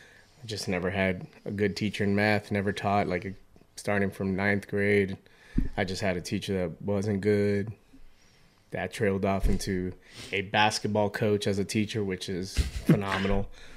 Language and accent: English; Hialeah, Florida, United States; now in Boston, United States; Miami, Florida. Specifically Hialeah.